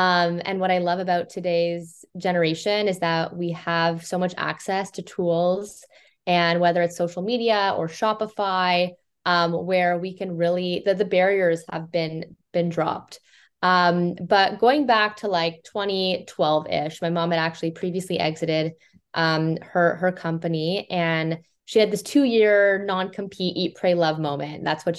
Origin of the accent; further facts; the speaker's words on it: Toronto, Ontario, Canada; We're Toronto Canadian.